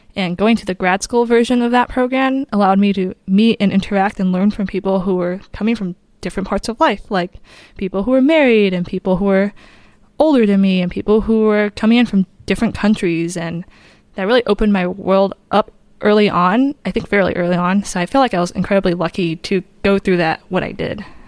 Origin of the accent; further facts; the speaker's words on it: Southern California, United States; moved away as an adult; also born or lived in Pittsburgh, Pennsylvania; I'm from Southern California